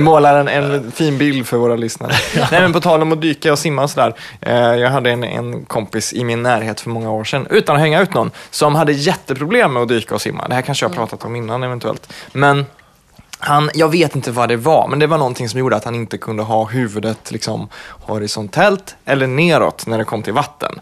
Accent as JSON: {"language": "Swedish", "region": "Värmland", "country": "Sweden", "said": "jag är från Värmland"}